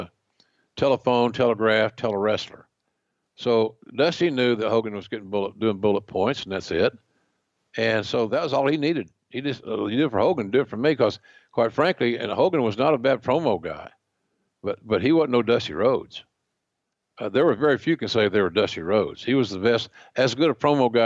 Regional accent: Oklahoma, United States; growing up in Oklahoma

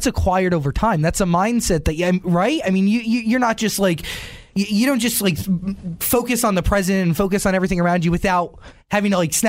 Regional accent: New York City, New York, United States; I grew up in Manhattan, and I grew up going to the Bitter End

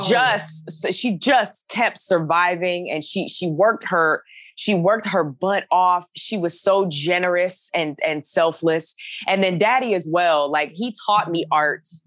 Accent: Alabama, United States; moved away as an adult; also born or lived in New York; now in Los Angeles, United States; I'm from Alabama

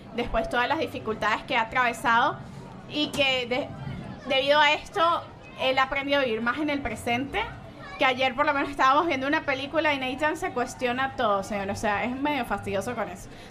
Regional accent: Venezuela; moved away; la cultura de nuestras raíces de Venezuela

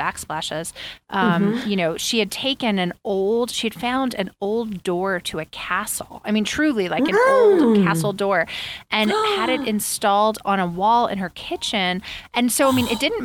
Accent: Long Island, New York, United States; I grew up in Long Island

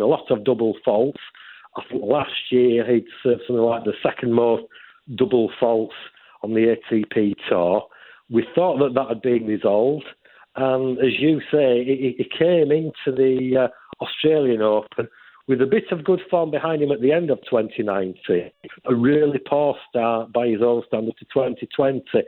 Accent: Yorkshire and the Humber, United Kingdom; my home county of Yorkshire

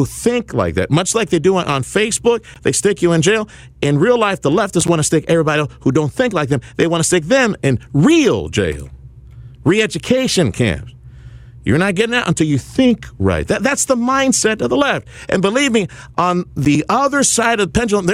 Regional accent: Reynosa, Tamaulipas, Mexico; now in South Texas, United States; my old stomping ground, Reynosa, Tamaulipas, Mexico, where I grew up

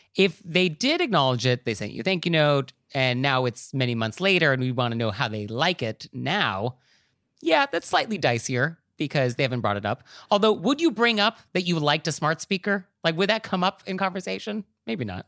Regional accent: New York, United States; as a New Yorker

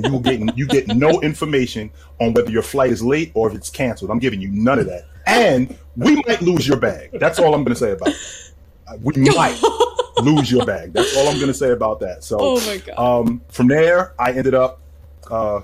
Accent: Jersey City, New Jersey, United States; moved away as an adult; also born or lived in Burlington, Vermont / Utah; I was born in Jersey City, New Jersey. I grew up there

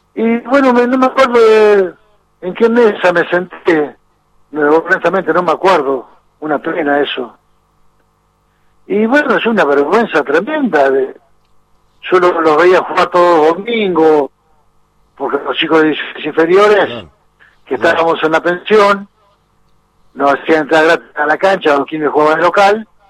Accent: Argentina; fuimos como argentino.

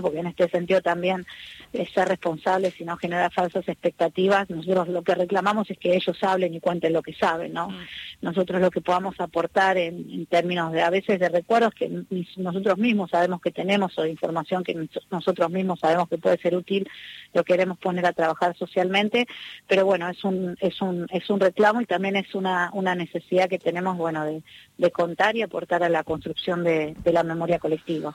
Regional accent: Argentina; para mí como argentina

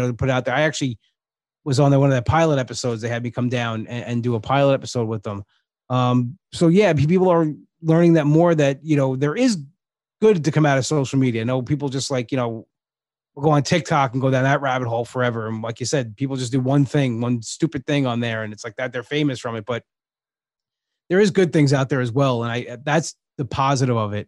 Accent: Long Island, New York, United States; I'm from Long Island

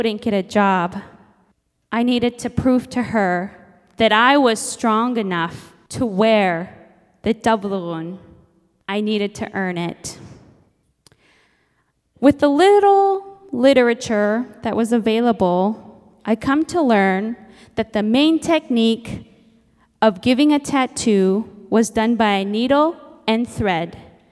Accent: Nome, Alaska, United States; I'm Inupiaq from Nome, Alaska, and my parents raised me to embrace my Inupiaq heritage

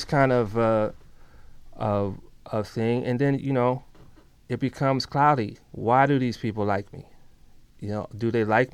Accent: United States; we're coming from the States

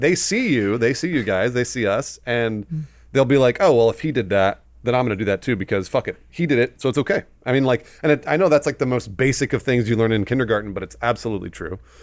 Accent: Southern California, United States; Adam and I, we grew up here in Southern California

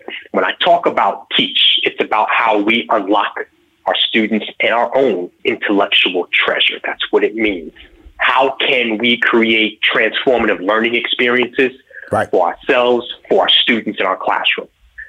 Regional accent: New York, United States; born or raised there

